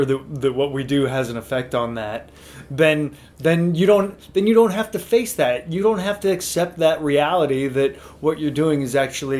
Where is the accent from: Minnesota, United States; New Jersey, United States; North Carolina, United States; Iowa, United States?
Iowa, United States; Northwest; So I grew up in Northwest Iowa.